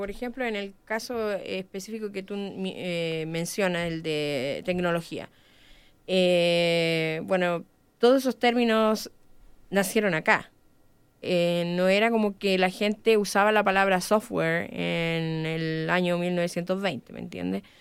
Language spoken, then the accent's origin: Spanish; Chile; Porque siento que estamos perdiendo algo. Y ese algo tiene que ver con la identidad como, como chilenos